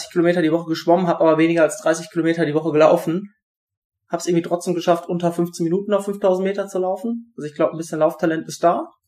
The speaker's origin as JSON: {"language": "German", "area": "Siegerland", "region": "North Rhine-Westphalia", "country": "Germany", "tie": "born or raised there", "said": "Also ich bin aufgewachsen im Siegerland, also wirklich unweit von Buschütten auch. Buschütten ist ja ein kleiner Ort in der Nähe von Siegen."}